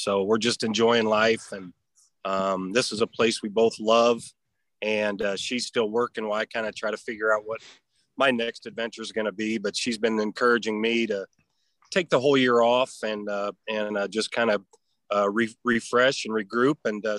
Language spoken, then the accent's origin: English; Harlan, Iowa, United States; moved away as an adult; also born or lived in Terre Haute, Indiana; as much as I'm from Iowa. I got to take pride in that.